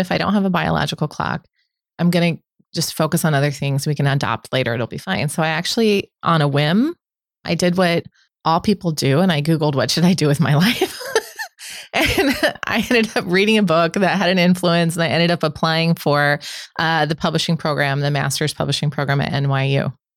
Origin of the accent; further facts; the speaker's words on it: Omaha, Nebraska, United States; I'm born and raised in Omaha. I grew up in South Omaha